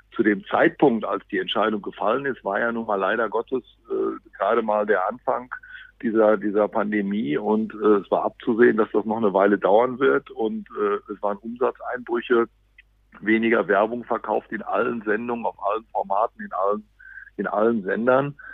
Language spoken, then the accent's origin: German; Dortmund, North Rhine-Westphalia, Germany; als Dortmunder